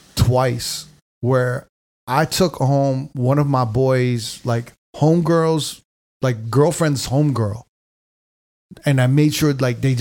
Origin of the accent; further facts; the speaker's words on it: New York, United States; maybe because I grew up in New York.